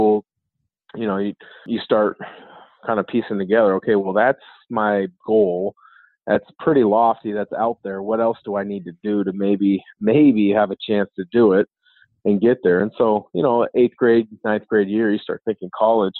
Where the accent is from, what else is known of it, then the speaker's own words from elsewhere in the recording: Vancouver, Washington, United States; also born or lived in Portland, Oregon; I grew up in Portland. You know, grew up as a huge Blazer fan. In second grade, we moved just across the Columbia River to Vancouver, Washington